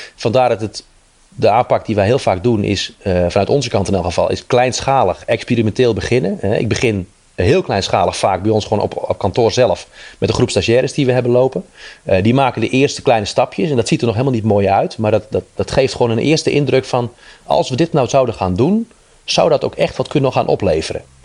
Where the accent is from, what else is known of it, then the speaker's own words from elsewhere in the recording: Netherlands; wij als Nederlander